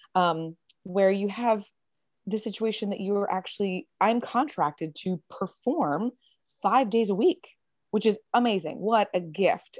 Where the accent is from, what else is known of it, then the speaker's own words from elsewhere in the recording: Lynchburg, Virginia, United States; now in Florida, United States; I grew up in uh, Lynchburg, Virginia